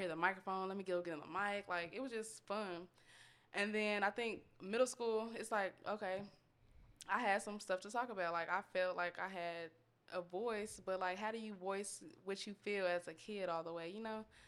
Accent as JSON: {"language": "English", "town": "Austin", "region": "Texas", "country": "United States", "tie": "born or raised there", "also_born_or_lived": "Georgia", "said": "I was born in Georgia 'cause my dad was in the military, but, you know, I was raised in Austin. Um, been here my whole life"}